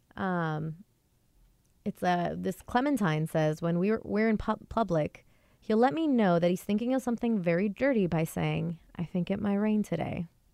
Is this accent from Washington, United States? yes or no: yes; near Everett, Washington, United States; moved away as an adult; now in Seattle, United States; not many cabs come to my hometown. They all go to Everett, which is like a ten, fifteen minute drive away